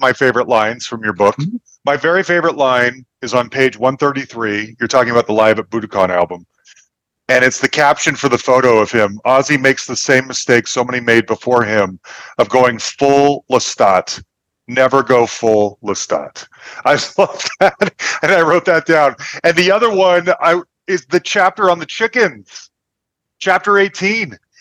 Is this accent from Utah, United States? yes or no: yes; Salt Lake City, Utah, United States; now in Denver, United States; I grew up Mormon in Salt Lake City